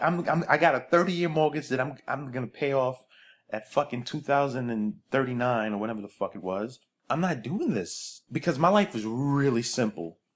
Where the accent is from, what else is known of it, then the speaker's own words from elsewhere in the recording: New York City, New York, United States; now in California, United States; I tell people I'm from Brooklyn